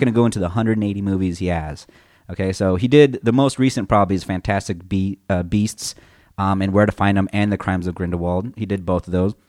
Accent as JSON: {"language": "English", "region": "Texas", "country": "United States", "tie": "born or raised there", "also_born_or_lived": "California", "said": "I also came from California, I moved to Texas"}